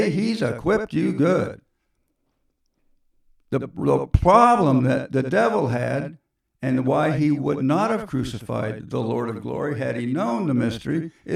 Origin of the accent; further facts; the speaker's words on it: California, United States; accent: southern Kansas drawl; also born or lived in Kansas; Excuse my southern Kansas drawl I switch back to now and then. I'm really from California